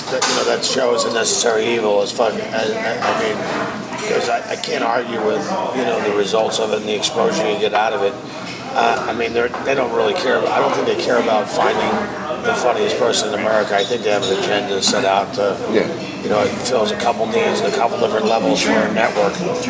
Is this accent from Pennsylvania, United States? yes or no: yes; Philadelphia, Pennsylvania, United States; moved away as an adult; Northeast Philly.